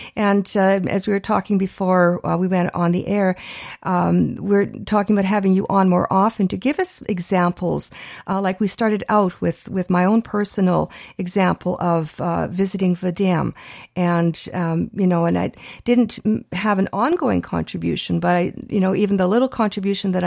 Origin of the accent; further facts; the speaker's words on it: Canada; we're Canadian born